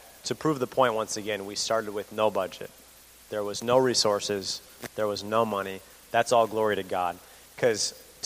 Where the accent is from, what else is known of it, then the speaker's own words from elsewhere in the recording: Imlay City, Michigan, United States; I'm from Emily City, Michigan.